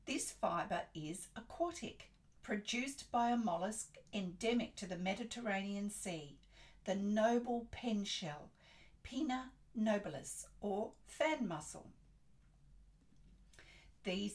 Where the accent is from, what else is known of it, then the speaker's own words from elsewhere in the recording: Australia; I'm an Australian textile artist